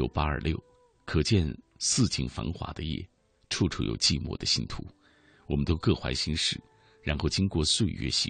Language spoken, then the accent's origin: Chinese; Anyang, Henan, China; 想起前几天看的新闻，发生在我家乡安阳的故事。